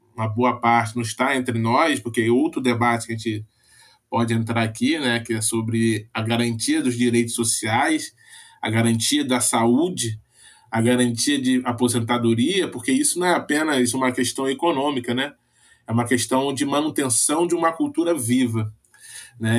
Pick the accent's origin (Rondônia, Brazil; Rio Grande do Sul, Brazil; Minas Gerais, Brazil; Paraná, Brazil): Rondônia, Brazil; eu sou de Rondônia, né? Minha mãe é baiana, né? Do, do sertão da Bahia, meu pai é gonçalense, né? Se encontraram em Rondônia, tiveram minha irmã e eu